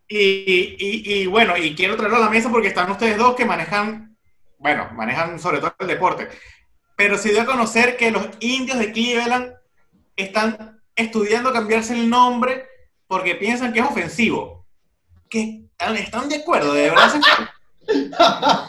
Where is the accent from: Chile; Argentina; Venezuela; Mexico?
Venezuela; now in Barcelona, Spain; cuando vivía en Venezuela